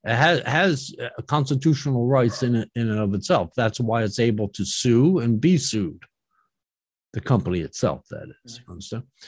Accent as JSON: {"language": "English", "town": "Philadelphia", "region": "Pennsylvania", "country": "United States", "tie": "born or raised there", "said": "I was born in Philly"}